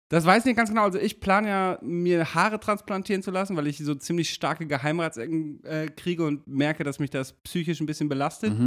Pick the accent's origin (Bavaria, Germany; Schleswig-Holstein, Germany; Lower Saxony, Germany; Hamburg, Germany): Lower Saxony, Germany; Damme; meinem Heimatort